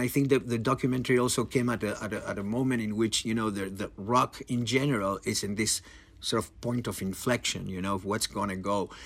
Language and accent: English; Argentina; I'm from Argentina